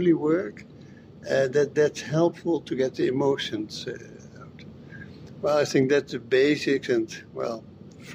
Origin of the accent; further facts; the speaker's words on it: Amsterdam, North Holland, Netherlands; I'm from the Netherlands, from Amsterdam